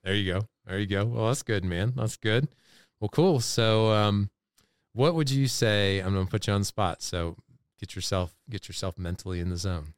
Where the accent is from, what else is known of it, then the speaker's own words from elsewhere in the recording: North Carolina, United States; we're from North Carolina